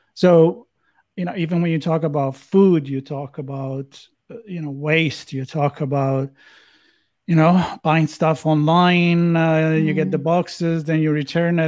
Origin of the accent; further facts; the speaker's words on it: Italy; growing up in Italy